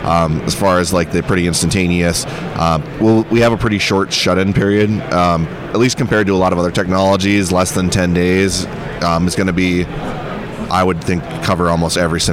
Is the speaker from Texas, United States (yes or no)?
no; Rugby, North Dakota, United States; I'm from the Rugby area, not too far from where the spearfish activity is.